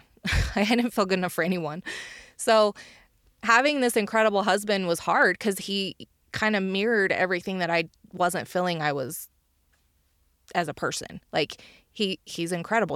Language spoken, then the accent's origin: English; Uinta Basin, Utah, United States; my hometown in Uinta Basin